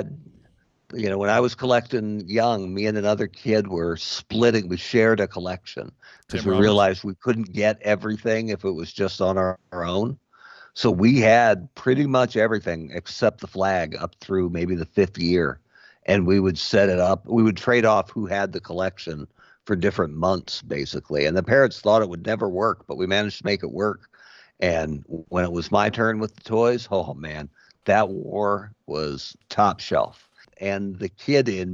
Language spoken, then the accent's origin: English; Bend, Oregon, United States; my hometown